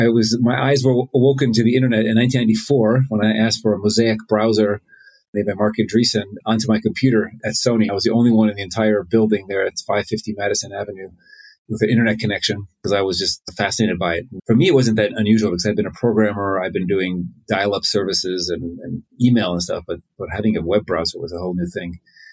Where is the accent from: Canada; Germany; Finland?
Finland; born there; accent: American; also born or lived in United States; I was born in Finland. Then with my family, I moved a lot. And I went to school in the U.S. As you can tell, I have an American accent.